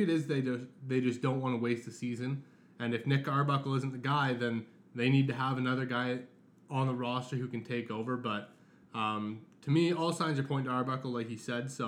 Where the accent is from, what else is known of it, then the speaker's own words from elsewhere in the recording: Canada; And to have that as a Canadian, I am so proud and excited